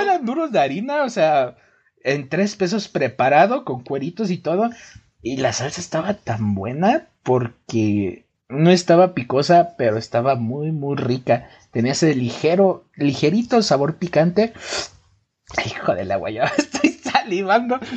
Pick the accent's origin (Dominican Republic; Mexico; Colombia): Mexico; somos mexicanos